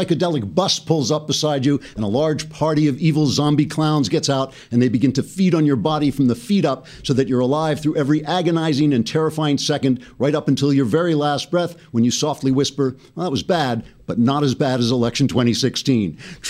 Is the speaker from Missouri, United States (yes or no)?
no; New York, United States; I'm from New York. People from New York talk a little bit rougher than the people in the rest of the country.